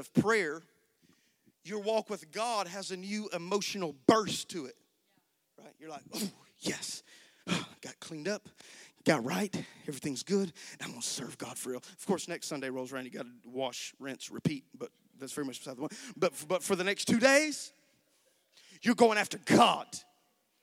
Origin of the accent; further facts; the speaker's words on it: United States; American Christians